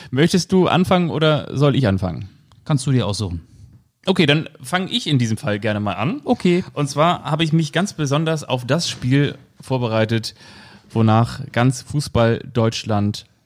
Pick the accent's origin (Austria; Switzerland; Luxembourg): Austria; Neunkirchen, Lower Austria; born there; Ich bin in Neunkirchen geboren, ganz genau, und zwar am 7. April. Und Neunkirchen ist in Österreich.